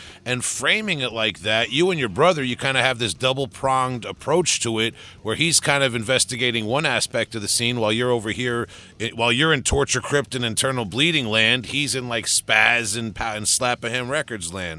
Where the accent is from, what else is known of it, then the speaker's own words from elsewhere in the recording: Huntington, New York, United States; here in Huntington, my hometown where I've lived all my life